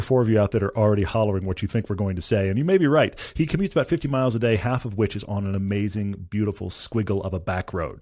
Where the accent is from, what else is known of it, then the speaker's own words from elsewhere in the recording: Texas, United States; moved away; I'm originally from Texas.